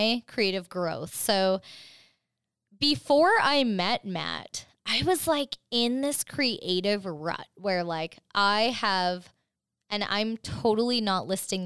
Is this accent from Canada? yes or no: yes; Canada; I'm Canadian